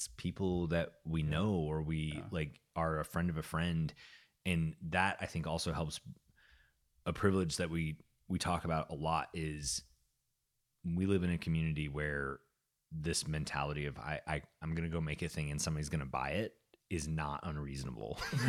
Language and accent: English; Canada; No, I can say that because I'm also Canadian.